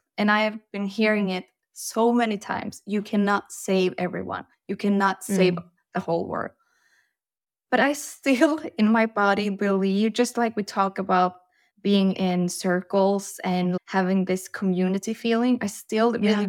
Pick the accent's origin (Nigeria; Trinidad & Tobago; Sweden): Sweden; now in Norway; Well, I'm from Sweden, but I live in Norway, so we are in Europe.